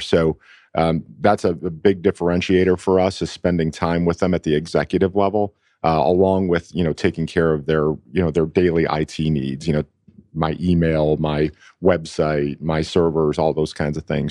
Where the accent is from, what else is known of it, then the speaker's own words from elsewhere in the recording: Buffalo, New York, United States; moved away as an adult; now in Atlanta, United States; I'm from Buffalo originally. Um, I was moved here to Atlanta by a company